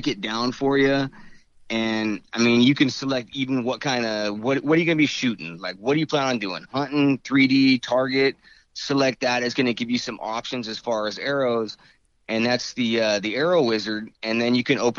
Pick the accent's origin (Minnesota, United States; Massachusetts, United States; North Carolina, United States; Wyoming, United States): Wyoming, United States; moved away as an adult; now in California, United States; I'm from Wyoming, born and raised there.